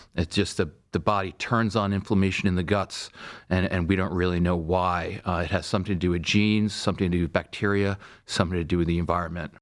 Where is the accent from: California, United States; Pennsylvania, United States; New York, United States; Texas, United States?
New York, United States; Stony Brook; moved away as an adult; also born or lived in Vermont; now in Cleveland, United States; I grew up in Stony Brook, Long Island